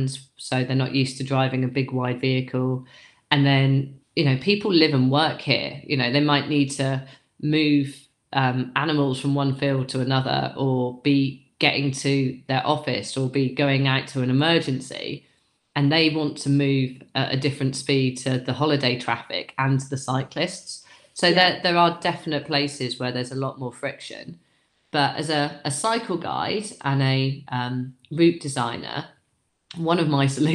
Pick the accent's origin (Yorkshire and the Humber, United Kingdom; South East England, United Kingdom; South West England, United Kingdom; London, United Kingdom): South East England, United Kingdom; New Forest; now in Yorkshire Dales, United Kingdom; I live in the Yorkshire Dales National Park now, but I grew up in the New Forest National Park.